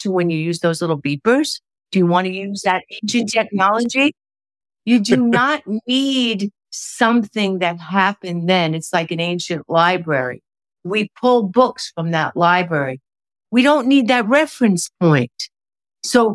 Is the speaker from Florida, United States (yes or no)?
no; New York, United States; I'm a New Yorker